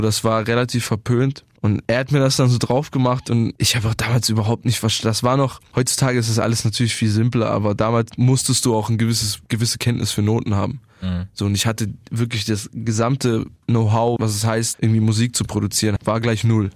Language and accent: German; Bietigheim-Bissingen, Baden-Württemberg, Germany; bei uns in Bietigheim